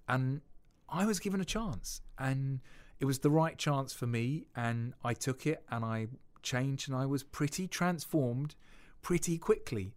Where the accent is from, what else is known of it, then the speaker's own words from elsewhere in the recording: United Kingdom; we're too British